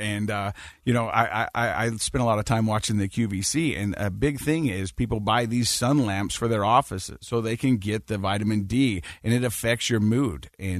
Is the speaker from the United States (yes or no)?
yes; Utah, United States; I'm from Utah.